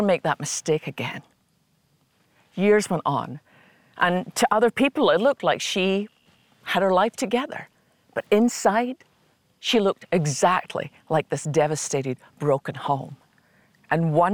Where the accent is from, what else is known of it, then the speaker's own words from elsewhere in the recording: Scotland, United Kingdom; I learned as a little girl growing up in Scotland